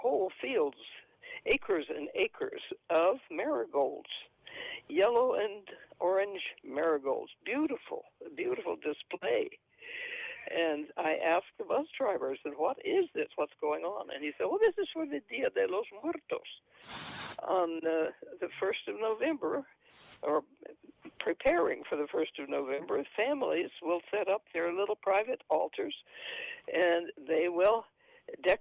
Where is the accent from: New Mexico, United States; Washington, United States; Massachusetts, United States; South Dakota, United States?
New Mexico, United States; Alamogordo; also born or lived in Rochester, New York; now in San Antonio, United States; I was born in New Mexico, but way back then, I think the Anglos were so dominant, even in Alamogordo, New Mexico, where 60% of the population was Hispanic. We knew nothing of the Day of the Dead.